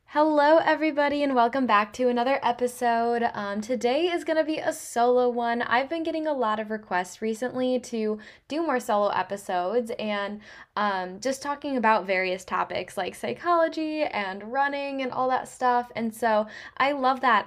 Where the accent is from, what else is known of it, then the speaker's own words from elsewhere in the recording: Traverse City, Michigan, United States; I was born and raised in Traverse City, so it is just home to me